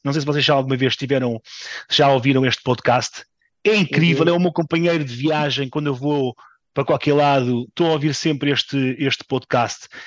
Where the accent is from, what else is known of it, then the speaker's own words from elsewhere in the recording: Portugal; enquanto português